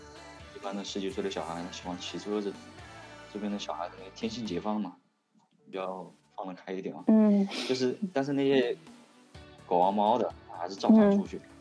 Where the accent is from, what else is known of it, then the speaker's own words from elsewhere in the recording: China; moved away as an adult; now in Spain; 然后我们中国人的话